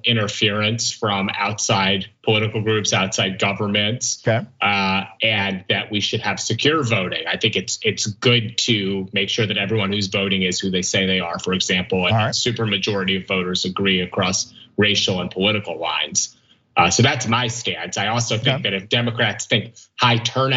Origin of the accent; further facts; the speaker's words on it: Pennsylvania, United States; my home state of Pennsylvania